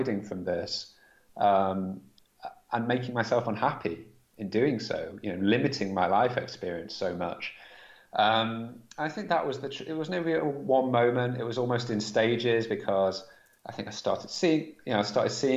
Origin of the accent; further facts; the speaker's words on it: Manchester, North West England, United Kingdom; I grew up in Manchester, in the northwest of England